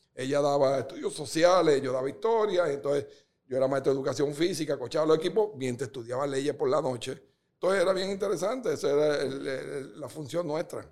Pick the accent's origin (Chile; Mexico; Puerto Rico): Puerto Rico; also born or lived in Dominican Republic / Guatemala; Yo llego a Puerto Rico a los 11 años